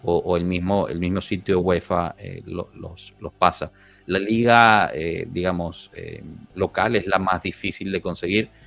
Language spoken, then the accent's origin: Spanish; Guatemala; Yo soy de Guatemala